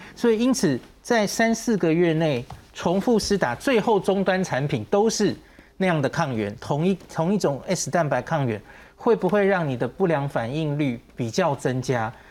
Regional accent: Taiwan; 我们台湾人

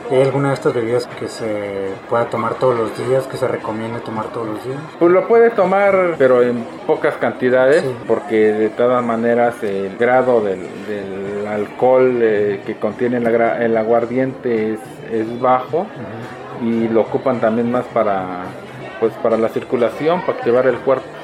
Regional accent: Tlaxiaco, Oaxaca, Mexico; De Tlajiaco, Oaxaca, de aquí.

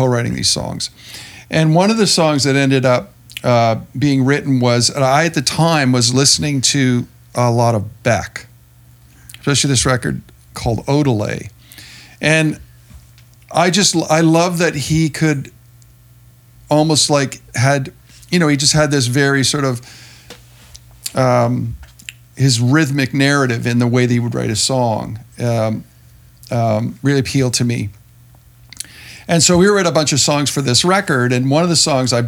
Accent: Hamilton, Ontario, Canada; we all grew up in Hamilton

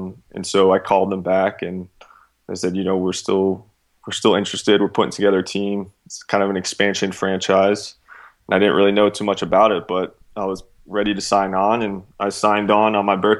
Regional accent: Charlotte, North Carolina, United States; I went to train with Charlotte Eagles, my hometown team.

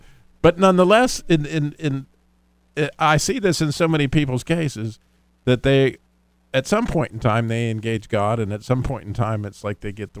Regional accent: Idaho, United States; being that I was from Idaho

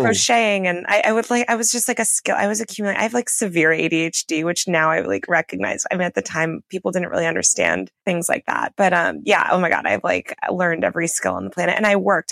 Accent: New York City, New York, United States; moved away; I'm from New York City originally where there's a lot of different cultures and neighborhoods

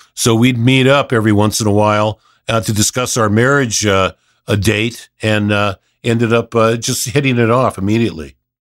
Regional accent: Los Angeles, California, United States; also born or lived in Hidden Hills, California; I grew up, I was born and raised in Reseda

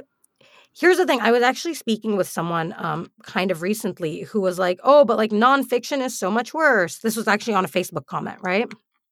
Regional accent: United Arab Emirates; Now, growing up in the UAE, I never heard of Canadian fiction. In fact, despite being a Canadian citizen throughout my entire upbringing, I did not know that Canadians had their own literature.

